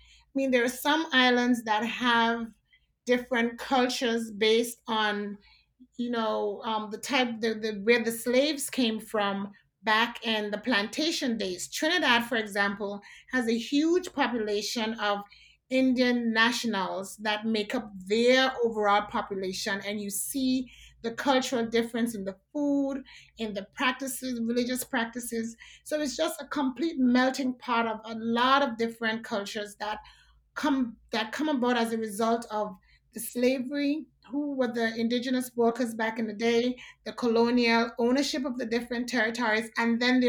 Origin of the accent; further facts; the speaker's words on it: Anguilla; So, for example, in Anguilla, we're British, so we drive on the British on the left side of the road